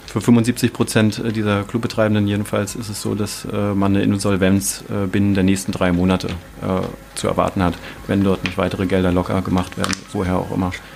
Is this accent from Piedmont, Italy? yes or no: yes; Turin, Piedmont, Italy; now in Dresden, Germany; aus meiner Heimatstadt Turin